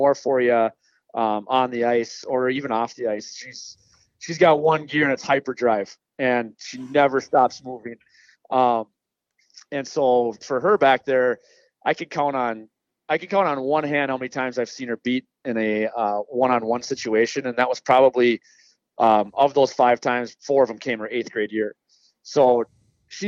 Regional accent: Farmington, Minnesota, United States; I'm born and raised in Farmington

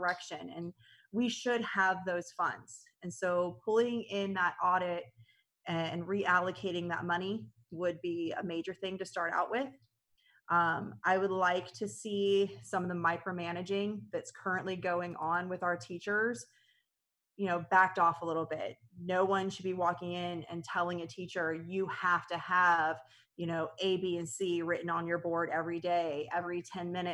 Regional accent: United States; I'm born and raised in Clay County, so I actually went through the Clay County school system

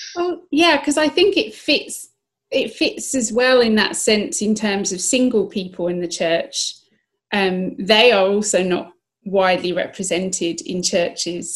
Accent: Kent, South East England, United Kingdom; first language English; also born or lived in southeast London; I was born in Kent, uh, southeast England

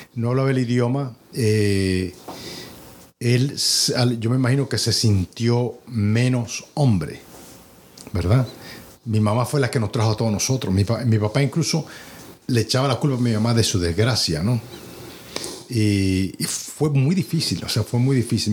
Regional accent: Dominican Republic; now in United States

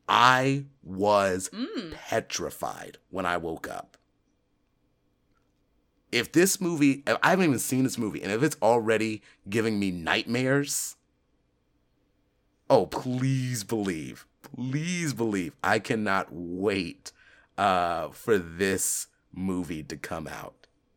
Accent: California, United States; When I was a kid, right, growing up in California, my dad, when he would get off the ship, because he was a Navy man

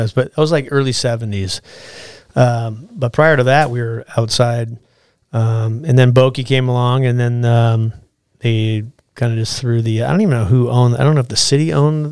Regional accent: Alaska, United States; born or raised there; also born or lived in Florida

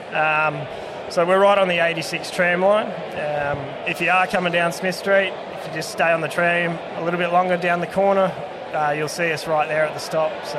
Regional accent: near Swan Hill, Kerang, northern Victoria, Australia; I come from up up north country, a lot of lager drinkers there.

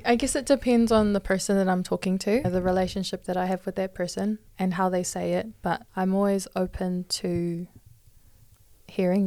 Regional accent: Hamilton, Waikato, New Zealand; I'm twenty-one, born and raised in Hamilton

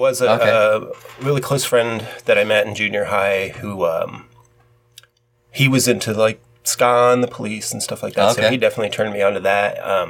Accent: Cincinnati, Ohio, United States; I am from Cincinnati

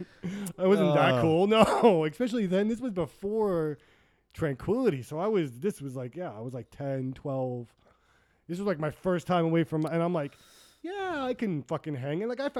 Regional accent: Long Island, New York, United States; moved away as an adult; now in Philadelphia area, United States; we're from Long Island, so mm-hmm. It's not really urban, it's suburban.

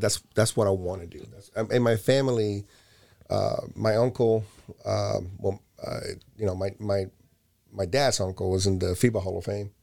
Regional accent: Barcelona, Catalonia, Spain; moved away; also born or lived in Puerto Rico; I was born in Puerto Rico. My first year after that, I was already in an airplane to Barcelona, Spain

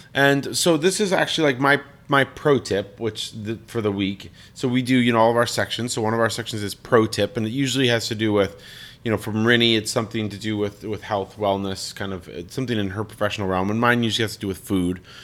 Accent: Colorado Springs, Colorado, United States; moved away as an adult; I'm from Colorado Springs

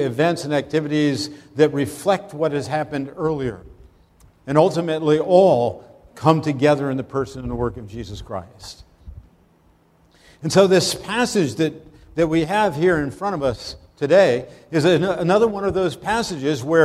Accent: Pennsylvania, United States; moved away as an adult; also born or lived in Brooklyn; I actually had grown up in Pennsylvania

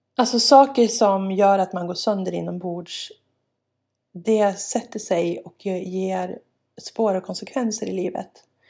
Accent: Jämtland, Sweden; also born or lived in Bolivia; växte jag upp där på landet, rätt så ensam

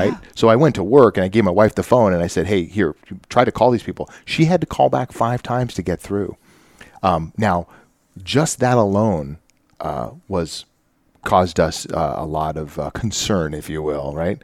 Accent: the Northwest, Pacific Northwest, United States; moved away; as a child growing up in the Northwest

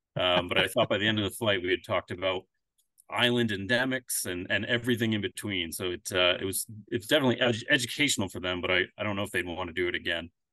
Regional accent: Connecticut, United States; moved away as an adult; also born or lived in Alaska; now in Pennsylvania, United States; I'm originally from Connecticut. I moved to Pennsylvania about, uh, ten years ago.

